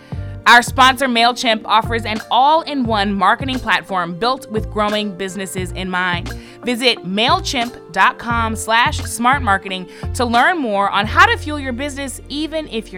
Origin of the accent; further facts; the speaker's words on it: St. Louis, Missouri, United States; we are both from St. Louis, which means we had automatic kinship when we met.